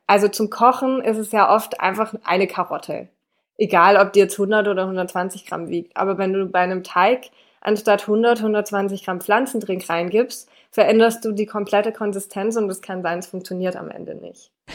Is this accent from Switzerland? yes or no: no; France; now in Swabia, Germany; ich bin ja in Frankreich aufgewachsen.